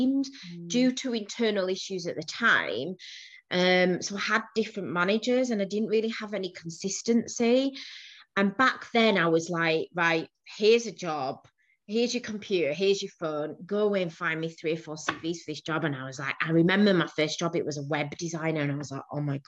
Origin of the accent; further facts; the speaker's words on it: Bradford, Yorkshire and the Humber, United Kingdom; also born or lived in Manchester / Leeds; I'm a northerner. Yorkshire born and bred. I was born in Bradford